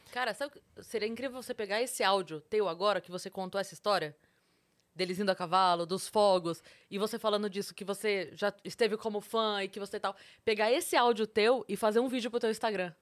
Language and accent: Portuguese; Sorocaba, São Paulo, Brazil; Eu sou de Sorocaba